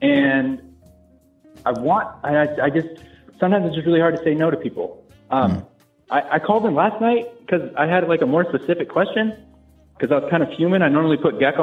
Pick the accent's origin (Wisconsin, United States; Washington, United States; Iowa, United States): Washington, United States